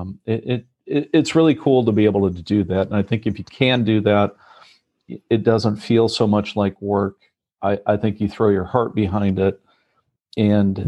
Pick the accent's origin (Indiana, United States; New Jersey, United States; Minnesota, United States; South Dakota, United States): Indiana, United States; moved away as an adult; also born or lived in Munich, Germany / Beijing, China; I was born in Indiana, in the heartland of America, and have four brothers.